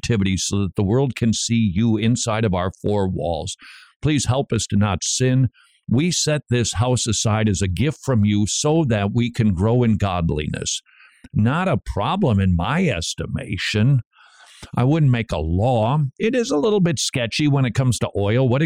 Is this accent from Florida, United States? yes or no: no; Tennessee, United States; I'm from Tennessee.